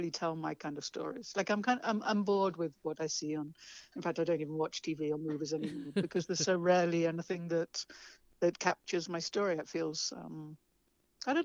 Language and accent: English; England, United Kingdom; moved away as an adult; also born or lived in London / Vermont; now in New Mexico, United States; I left England at 25 to come to the States